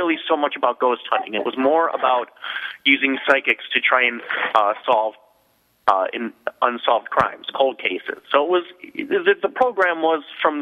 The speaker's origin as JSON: {"language": "English", "town": "Chicago", "region": "Illinois", "country": "United States", "accent": "Chicago", "said": "I make fun of my Chicago accent too"}